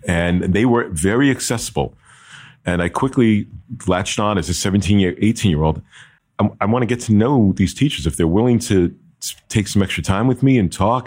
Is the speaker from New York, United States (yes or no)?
no; Jersey City, New Jersey, United States; I'm from New Jersey, born and bred in Jersey City, New Jersey, and lived in Jersey